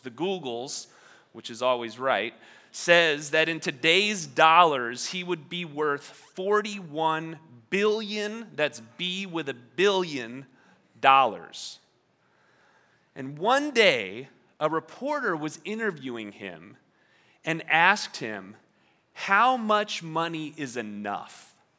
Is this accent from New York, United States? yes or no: yes; New York, United States; moved away; I grew up in New York, and in New York, on the East Coast, we say water.